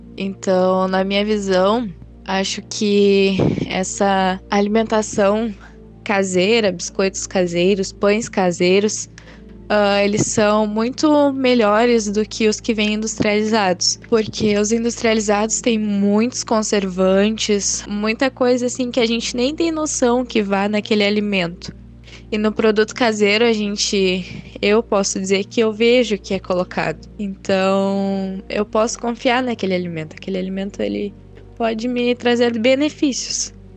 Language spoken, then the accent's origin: Portuguese; Canguçu, Rio Grande do Sul, Brazil; eu tenho 15 anos e eu sou da Florida, segundo distrito de Canguçu